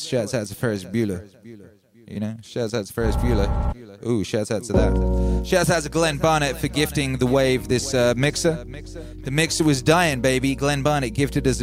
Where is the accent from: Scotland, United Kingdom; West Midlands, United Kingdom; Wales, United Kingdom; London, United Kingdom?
Wales, United Kingdom; first language English; also born or lived in England; I was born in England. We moved to Wales when I was a little boy